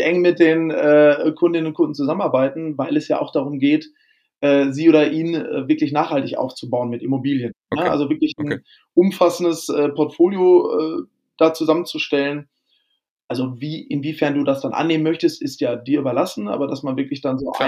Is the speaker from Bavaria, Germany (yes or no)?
no; Lemgo, North Rhine-Westphalia, Germany; now in Hamburg, Germany; Ich komme aus der ostwestfälischen Provinz ähm, in der Nähe mhm. von Bielefeld, also Lemgo